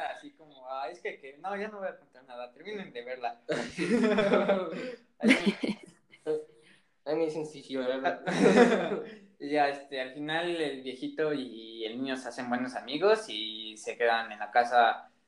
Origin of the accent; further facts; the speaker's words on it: Mexico; soy un mexicano, pero quiero aprender mejor italiano